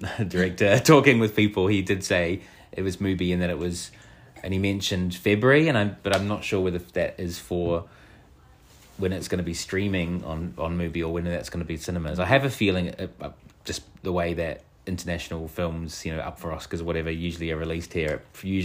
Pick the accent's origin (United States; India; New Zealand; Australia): New Zealand; I, as a queer kid growing up in New Zealand